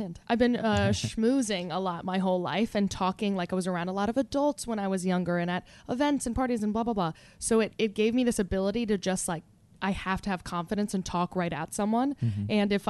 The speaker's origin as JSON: {"language": "English", "area": "Jersey Shore", "region": "New Jersey", "country": "United States", "said": "I'm from the Jersey Shore."}